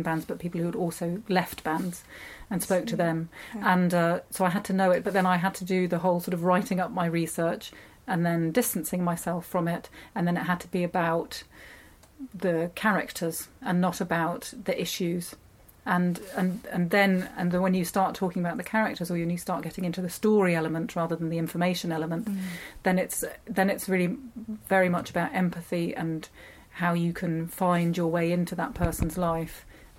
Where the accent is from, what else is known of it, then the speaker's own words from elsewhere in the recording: United Kingdom; I grew up in Britain as a child of a German family